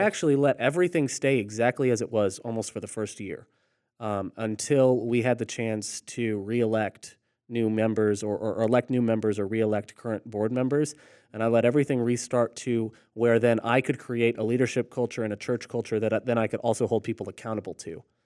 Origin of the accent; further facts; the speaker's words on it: Orlando, Florida, United States; moved away as an adult; also born or lived in Chattanooga, Tennessee / Rock Hill, South Carolina; I grew up in Orlando, then go to Chattanooga, and then ended up in Rock Hill, South Carolina